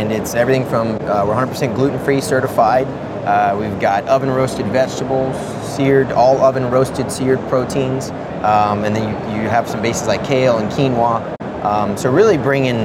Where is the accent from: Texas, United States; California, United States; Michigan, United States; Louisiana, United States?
Louisiana, United States; New Orleans; I grew up in New Orleans, Louisiana